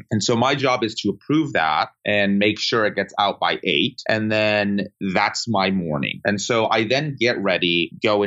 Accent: Sarasota, Florida, United States; moved away as an adult; now in Washington, D.C., United States; where I grew up in Florida

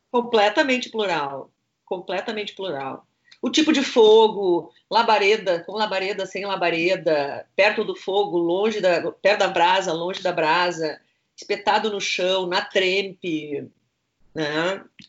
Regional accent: Passo Fundo, Rio Grande do Sul, Brazil; moved away; eu saí de Passo Fundo, eu fiz intercâmbio, eu morei em várias cidades do Brasil

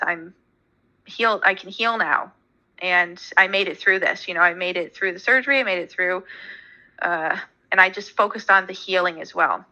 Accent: about two hours from Toronto, Ontario, Canada; my hometown is about two hours from Toronto, and then obviously where I live now, I still live in Ontario.

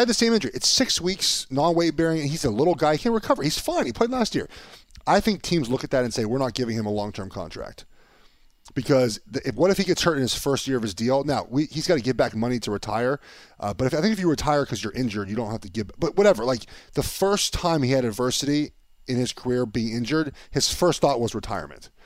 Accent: Los Angeles, California, United States; I'm from Los Angeles

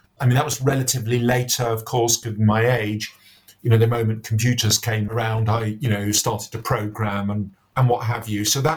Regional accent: London, United Kingdom; I was born and brought up in Northwest London

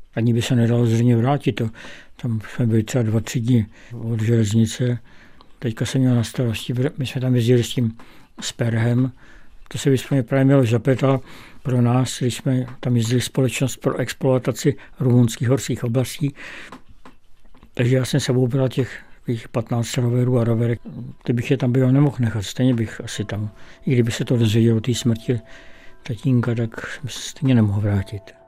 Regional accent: Czechia; přestože jsem Čech, tak jsem měsíce života strávil na Slovensku

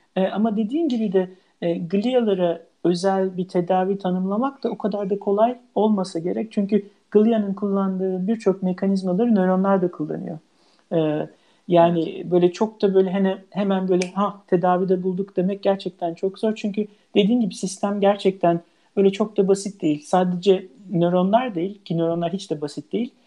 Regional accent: İzmir, Turkey; moved away as an adult; also born or lived in Ankara, Turkey / Heidelberg, Germany / United States / Leuven, Belgium; now in Norway; ben İzmir doğumluyum.

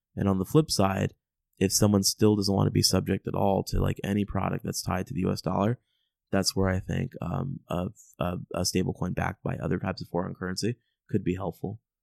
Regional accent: United States; I'm an American

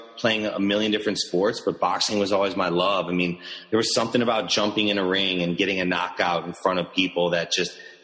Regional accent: Chicago, Illinois, United States; I was born and raised in Chicago

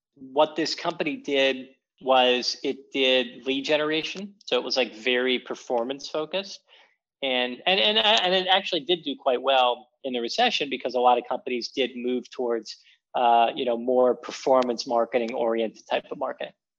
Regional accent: Philadelphia, Pennsylvania, United States; I'm from Philadelphia originally

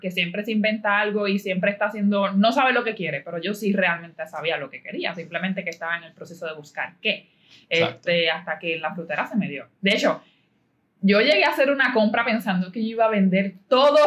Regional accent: Caguas, Puerto Rico; yo soy de Caguas

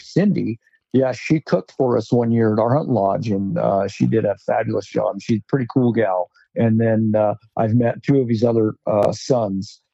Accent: Rock Springs, Wyoming, United States; now in Northeast Wyoming, United States; I was born and raised in Rock Springs.

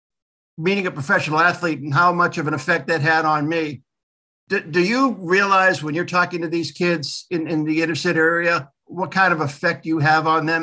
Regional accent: Boston, Massachusetts, United States; A long, long time ago, I grew up in the Dorchester-Mattapan area

